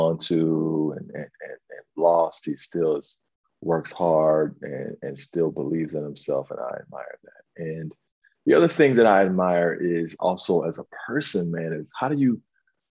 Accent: Northwest Ohio, United States; I'm born and raised in Ohio, Northwest Ohio

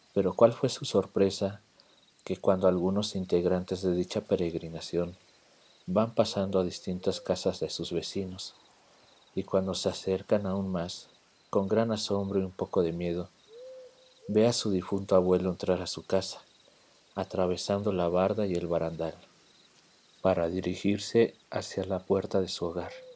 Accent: Mexico City, Mexico; en una parte de mi infancia viviendo en la Ciudad de México

